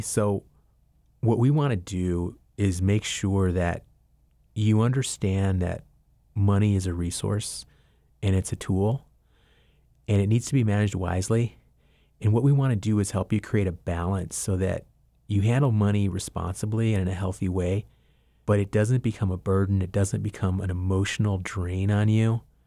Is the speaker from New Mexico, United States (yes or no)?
yes; Albuquerque, New Mexico, United States; moved away as an adult; also born or lived in Laguna Pueblo, New Mexico; now in Asheville, United States; My family's originally from the Laguna Pueblo in New Mexico, but I've lived most of my life in Albuquerque, and I now live in Asheville, North Carolina